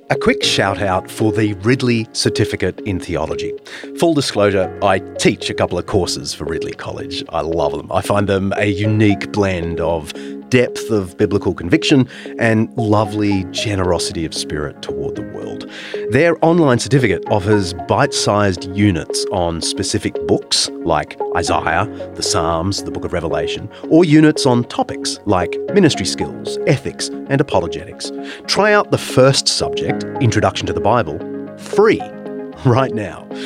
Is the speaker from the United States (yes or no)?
no; New South Wales, Australia; born or raised there